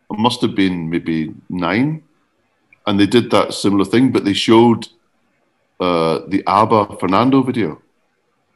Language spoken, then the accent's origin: English; Glasgow, Scotland, United Kingdom; We moved to a pokey wee flat in Hillhead in Glasgow.